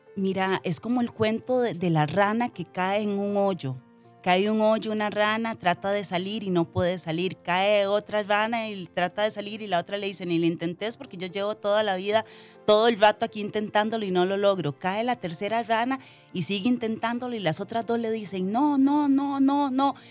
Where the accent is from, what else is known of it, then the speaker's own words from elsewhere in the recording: Limón, Costa Rica; yo soy de Limón, muy orgullosamente cedo de las 7. Eh, crecí en una familia humilde